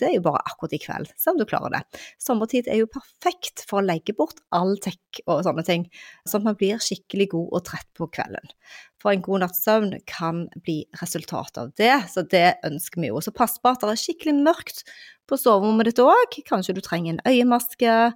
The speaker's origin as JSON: {"language": "Norwegian", "region": "Western Norway", "country": "Norway", "said": "på Vestlandet, der jeg kommer fra"}